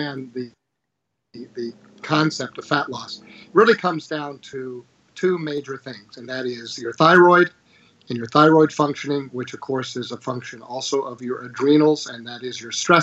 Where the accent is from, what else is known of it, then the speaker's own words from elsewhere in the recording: Virginia, United States; Here in my home state of Virginia